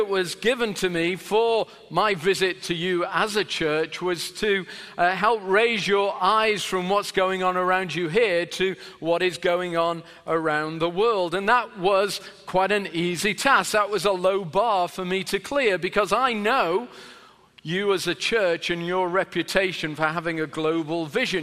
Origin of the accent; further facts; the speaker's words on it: Sheffield, Yorkshire and the Humber, United Kingdom; I'm from England, which is in and a particular city called Sheffield, which is in the north of England